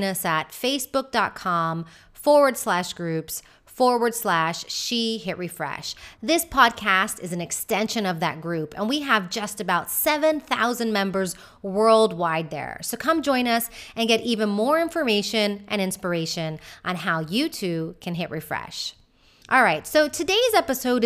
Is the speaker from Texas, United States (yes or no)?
yes; Houston, Texas, United States; moved away as an adult; also born or lived in Austin, Texas / Madrid, Spain; now in Malaga, Spain; I'm originally from Houston, Texas. I spent a few years in Austin before moving to Madrid, Spain in 2015 at 35 years old.